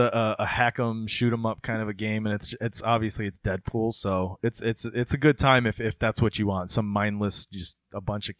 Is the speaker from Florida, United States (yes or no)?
yes; Florida, United States; when I was growing up in Florida